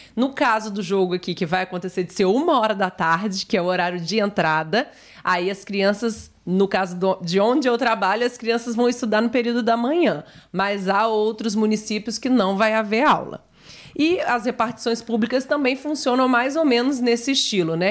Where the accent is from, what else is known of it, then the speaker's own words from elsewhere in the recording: Brazil; como boa brasileira